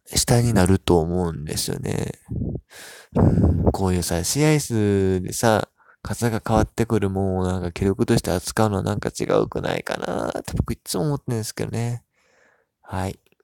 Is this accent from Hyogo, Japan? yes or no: yes; Hyogo, Japan; 僕も兵庫県出身